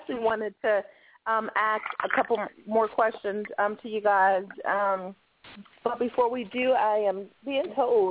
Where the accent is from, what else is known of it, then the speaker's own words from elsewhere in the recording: Chicago, Illinois, United States; moved away; I'm originally from Chicago